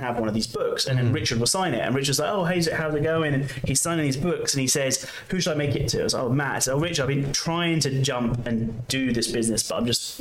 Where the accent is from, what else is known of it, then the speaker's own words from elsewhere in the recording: London, United Kingdom; I'm from London